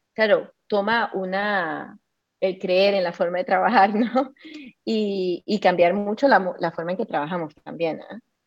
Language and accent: Spanish; Costa Rica; moved away; also born or lived in Chile; yo crecí en Costa Rica, pero como tú sabes, yo viví un año en Chile hace 25 años